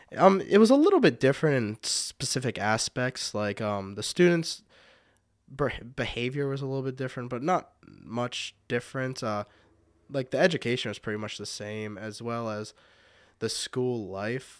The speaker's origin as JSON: {"language": "English", "town": "Fredericksburg", "region": "Pennsylvania", "country": "United States", "tie": "born or raised there", "said": "I've lived in Fredericksburg my whole life. I think I moved there when I was less than a year old, so my whole life that I remember."}